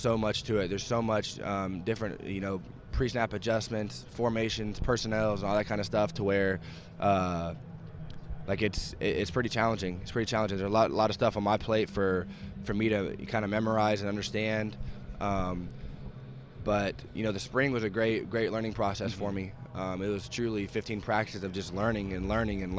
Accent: Kansas City, Missouri, United States; here I am from Kansas City, Missouri

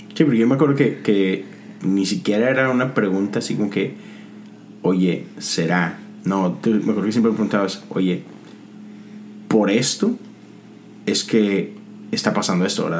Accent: Monterrey, Nuevo León, Mexico; somos de México, somos de Monterrey

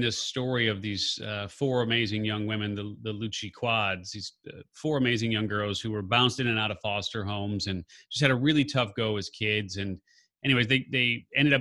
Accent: Chicago, Illinois, United States; I'm a Chicagoan

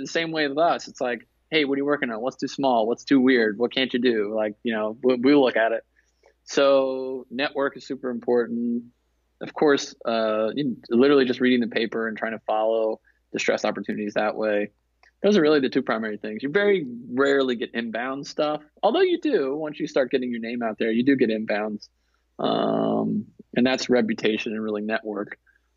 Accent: the South, United States; I'm from the South

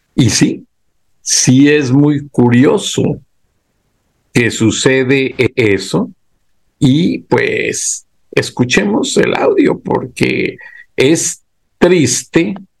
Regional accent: Mexico; así somos los mexicanos

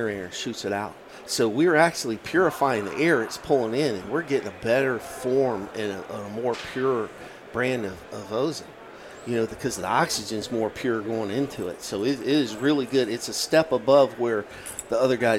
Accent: Virginia, United States; my home state of Virginia

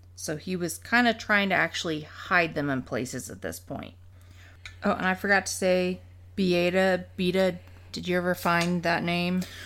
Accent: Muncie, Indiana, United States; our hometown here

